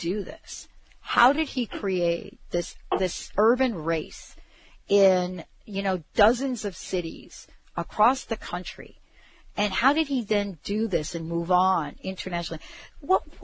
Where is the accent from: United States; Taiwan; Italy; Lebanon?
Italy; moved away; my hometown in Italy